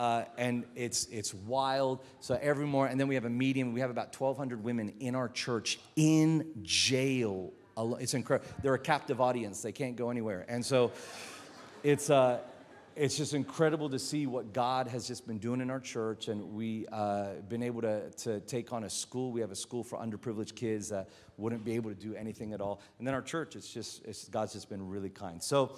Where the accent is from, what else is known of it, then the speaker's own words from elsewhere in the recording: Australia; accent: American; also born or lived in New Zealand; now in Philippines; So that's why I have an American accent, but I promise you I'm Australian. My dad's from Newcastle.